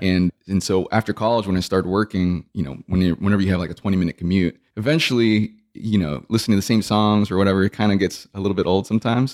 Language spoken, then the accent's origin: English; South Texas, United States; I grew up in, in South Texas